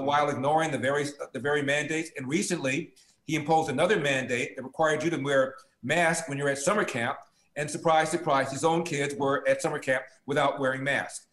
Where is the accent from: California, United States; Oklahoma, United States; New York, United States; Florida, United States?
California, United States; Los Angeles; also born or lived in Pico Union, Los Angeles; We moved uptown, or so we thought. The South Central